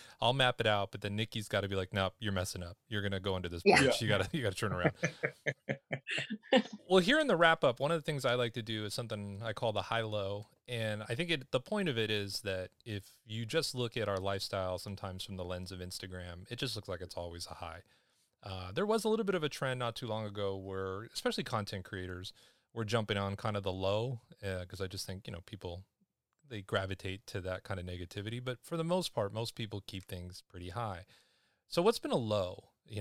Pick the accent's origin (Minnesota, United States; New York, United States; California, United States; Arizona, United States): California, United States; Los Angeles; also born or lived in Seattle; I'm from Los Angeles